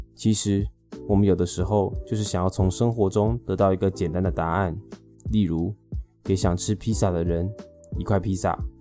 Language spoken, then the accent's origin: Chinese; Taipei, Taiwan; 身为一个土生土长的天龙明， 结婚后有来亲戚帮助， 运气很好地继续活在台北市蛋黄区